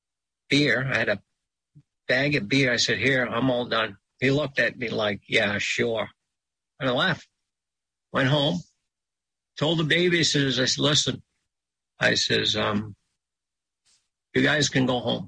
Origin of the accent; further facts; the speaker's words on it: Sipayik, Pleasant Point, Down East Maine, United States; I'm from Zibayeg, Pleasant Point, in down east Maine